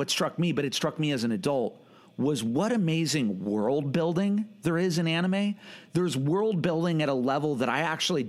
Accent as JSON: {"language": "English", "country": "United States", "said": "being American and growing up with American cinema"}